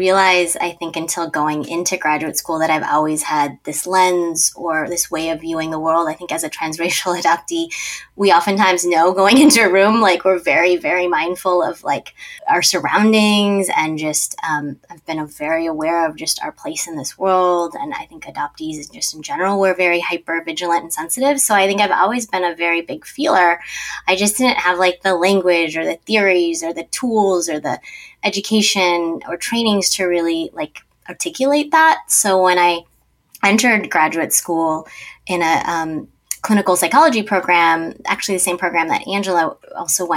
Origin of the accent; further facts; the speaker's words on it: Minnesota, United States; also born or lived in South Korea; I was born in South Korea alongside the both of you, but also just grew up in the land of gazillion adoptees, or as we call it, Minnesota